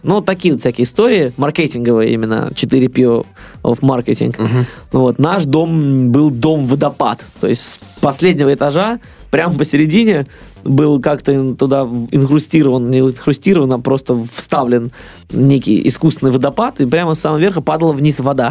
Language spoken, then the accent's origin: Russian; Russia; я вообще из России